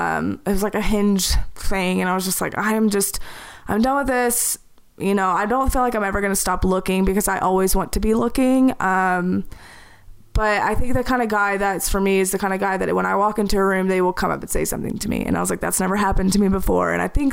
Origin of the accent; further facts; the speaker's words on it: the South, United States; I grew up in the South.